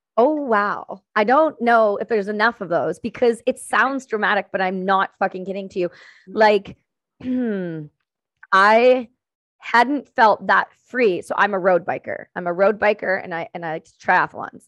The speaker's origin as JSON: {"language": "English", "region": "Ontario", "country": "Canada", "said": "I'm from Ontario"}